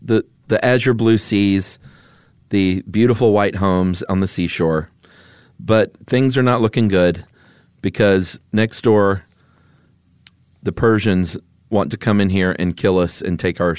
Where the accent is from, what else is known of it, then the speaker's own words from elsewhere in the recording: Atlanta, Georgia, United States; And growing up in Atlanta, seeing everyone with those shirts on the 4th of July